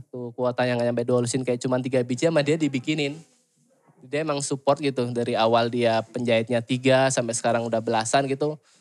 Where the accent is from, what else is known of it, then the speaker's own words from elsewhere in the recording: Surabaya, East Java, Indonesia; moved away as an adult; now in Bandung, Indonesia; Aslinya dari Surabaya